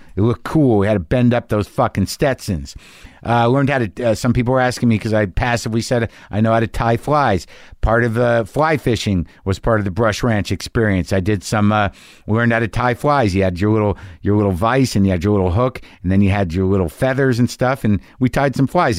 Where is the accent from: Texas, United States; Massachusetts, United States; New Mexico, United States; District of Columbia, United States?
New Mexico, United States; I grew up in New Mexico